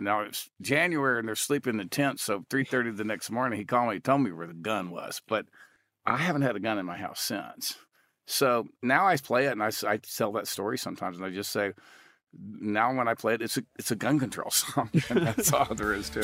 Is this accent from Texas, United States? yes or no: yes; Texas, United States; I grew up in Texas hunting and fishing